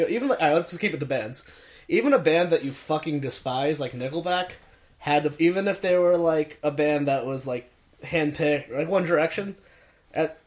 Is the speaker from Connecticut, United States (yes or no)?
yes; Meriden, Connecticut, United States; I'll drive around where I'm from in Connecticut, Meriden